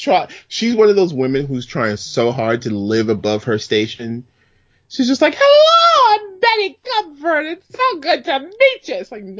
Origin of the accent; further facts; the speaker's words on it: New York City, New York, United States; I grew up in Brooklyn.